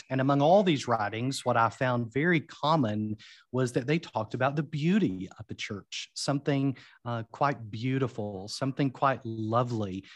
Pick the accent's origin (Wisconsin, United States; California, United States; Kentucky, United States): Kentucky, United States; London; also born or lived in Wales; I grew up in a small city called London, Kentucky, um, which is southeastern Kentucky